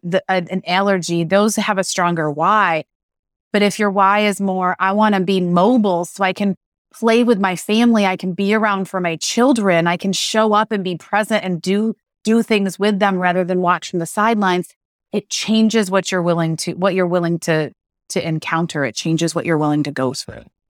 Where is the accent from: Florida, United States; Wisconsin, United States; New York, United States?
New York, United States; Western; I grew up in Western New York